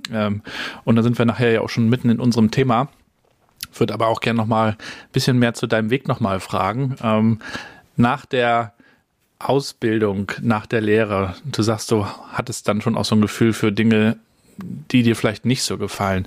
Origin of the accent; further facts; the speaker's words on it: Rostock, Mecklenburg-Vorpommern, Germany; Ich bin ja in Rostock-Warnemünde aufgewachsen